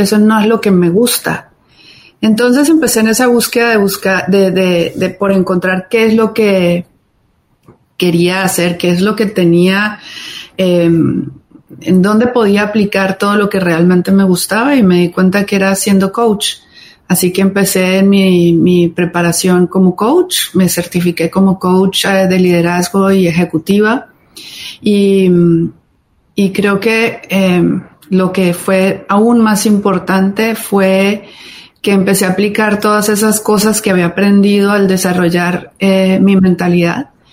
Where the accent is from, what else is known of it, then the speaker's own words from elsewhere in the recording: Cali, Valle del Cauca, Colombia; also born or lived in Bogotá; soy latina, como ustedes bien dijeron, colombiana. Em, nacida en Bogotá, crecí en Cali